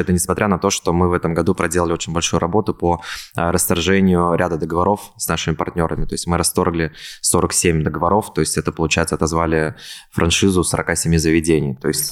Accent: Kazan, Tatarstan, Russia; moved away as an adult; also born or lived in Ulyanovsk; now in Moscow, Russia; Потом мы переехали в Ульяновск, и из Ульяновска мы в 6 лет переехали, соответственно, в Казань, и все детство я вырос в Казани. В 2018 году я переехал в Москву

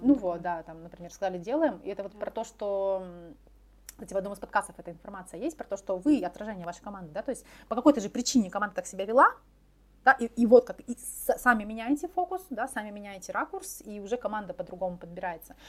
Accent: Far East, Russia; мы все с Дальнего Востока

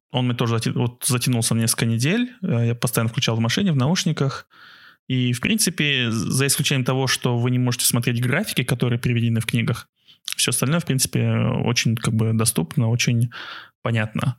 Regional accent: Aktobe, Aktobe Region, Kazakhstan; наше детство в Актебе том же

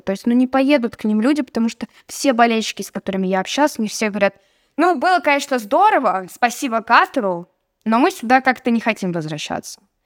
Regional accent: Russia; Я говорю, из России

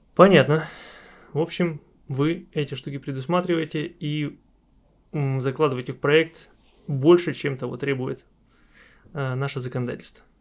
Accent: Arkhangelsk, Arkhangelsk Oblast, Russia; я сам из Архангельска, из Архангельской области

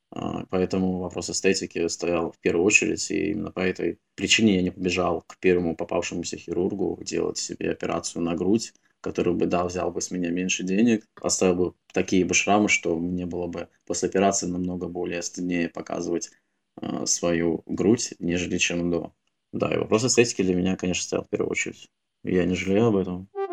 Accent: Russia; все мы воспитывались в России

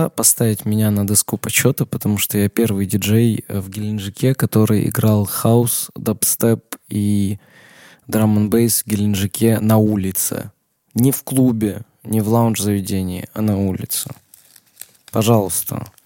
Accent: Armenia; Я отказался выходить на парад 1 мая, сказал, мне там нечего делать абсолютно, я вообще армянин, зачем мне на парад 1 мая выходить?

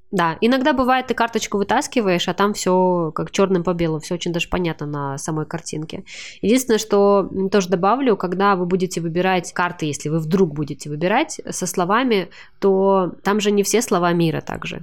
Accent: Kazakhstan; я из Казахстана

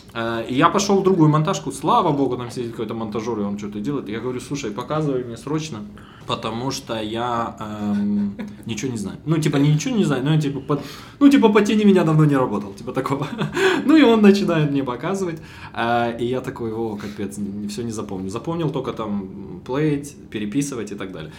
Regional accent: Bila Tserkva, Kyiv Oblast, Ukraine; moved away; я из Белой Церкви, из-под Киева

